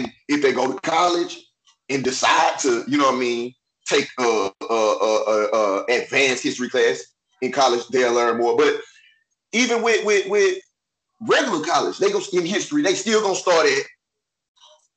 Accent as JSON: {"language": "English", "region": "Texas", "country": "United States", "said": "I'm from Texas"}